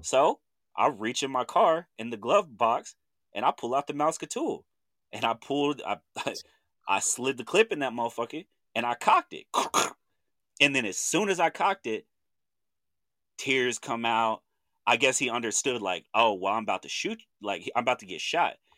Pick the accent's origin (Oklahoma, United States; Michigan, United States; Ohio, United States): Oklahoma, United States; Chandler; I'm from Chandler, Oklahoma